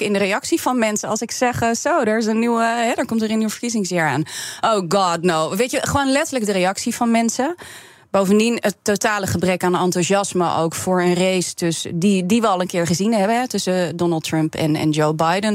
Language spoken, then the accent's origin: Dutch; Netherlands; ik ben Nederlandse